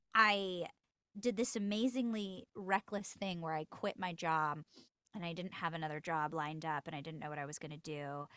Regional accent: Los Angeles, California, United States; I'm born and raised in L

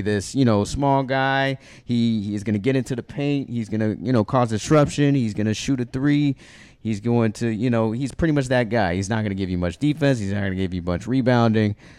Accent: Miami, Florida, United States; we're growing up in Miami

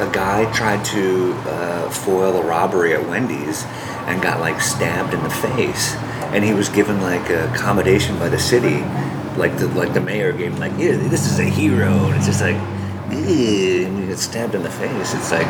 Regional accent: Midwest, United States; also born or lived in Hawaii / North Dakota; now in Los Angeles, United States; Well, I was born in Hawaii, and I kind of grew up in the Midwest. My family moved to California from North Dakota, but I was kind of around in different areas for a while. But I moved to LA like 15 years ago.

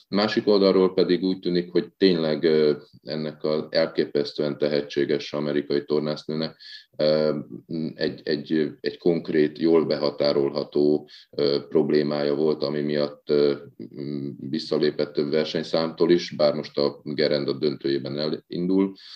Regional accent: Hungary; magyarok vagyunk

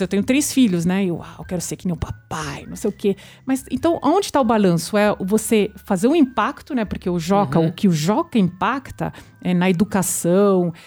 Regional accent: France; now in Brazil; na França, é, de onde eu sou também

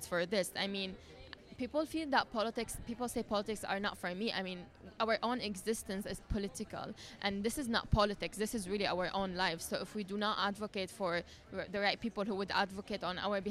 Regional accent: Syria; I'm from Syria

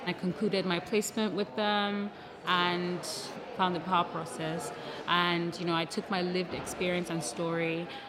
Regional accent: Nigeria; I'm also Nigerian, yeah. Nigerian and Lebanese.

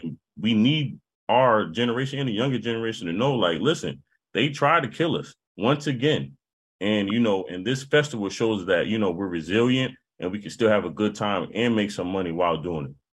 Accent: New Haven, Connecticut, United States; growing up in New Haven

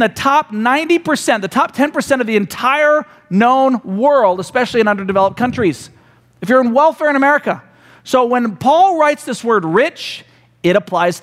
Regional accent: United States; we as Americans

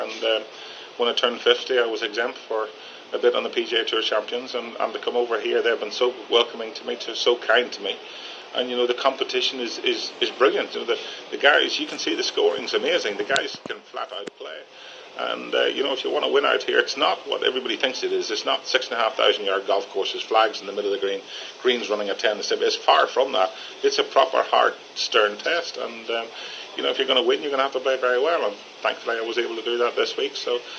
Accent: Ireland; now in United States; I've been back, don't get me wrong, you know, I'm from Ireland. You know, I love Europe as well.

